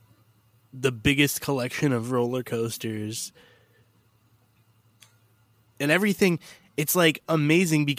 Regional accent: Chicago, Illinois, United States; as a Chicagoan

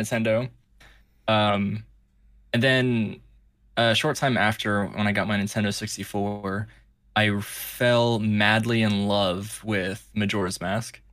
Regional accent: California, United States; moved away; I was, uh, born and raised in California

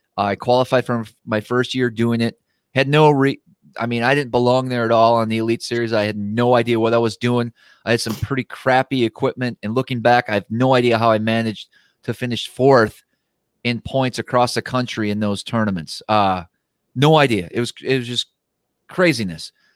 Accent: Wisconsin, United States; I grew up in Wisconsin

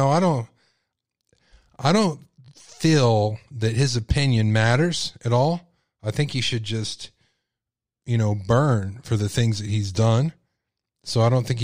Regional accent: Texas, United States; accent: Texas; I'm from Texas. I have a Texas accent

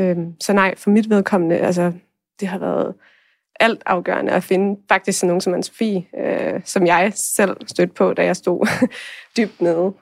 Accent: Thy, North Denmark Region, Denmark; der hvor jeg kommer fra i Thy

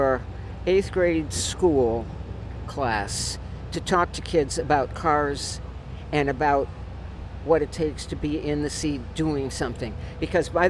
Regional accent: Atlanta, Georgia, United States; moved away; also born or lived in Florida; I'm from Atlanta, which is a big city, and 40 years of living in Florida

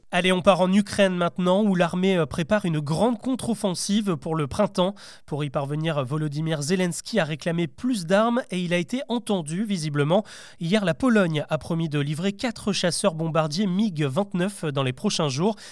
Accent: France; chez nous en France

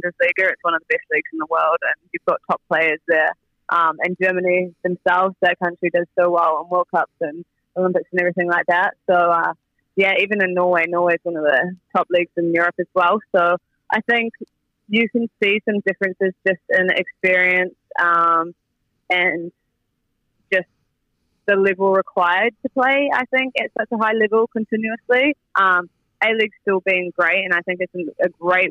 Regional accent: New Zealand; moved away as an adult; back in my hometown where I grew up

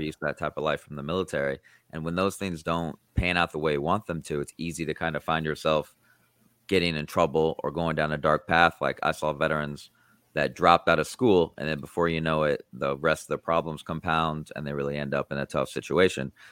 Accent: Iowa, United States; I grew up in Iowa

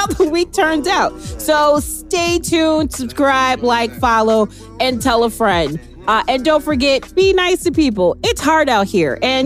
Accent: Waukegan, Illinois, United States; I went to Waukegan, so we were rival high schools

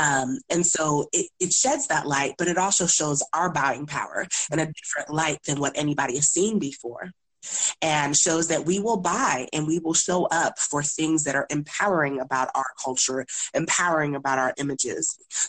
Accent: Nigeria; seeing that I'm Nigerian, I sometimes get a little upset about Black Panther

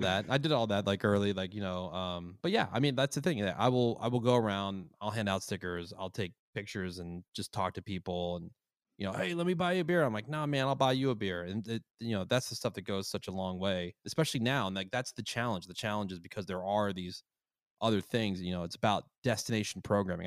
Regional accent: Plainsboro, New Jersey, United States; now in Los Angeles, United States; my hometown of Plainsboro, New Jersey

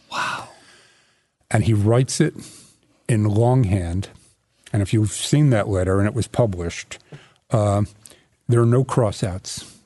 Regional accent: New York, United States; I'm a New Yorker

